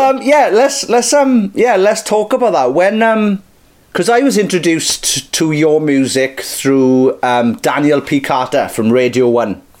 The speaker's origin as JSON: {"language": "English", "town": "Merthyr Tydfil", "region": "Wales", "country": "United Kingdom", "said": "I'm from Merthyr Tydfil, where rap doesn't exist yet"}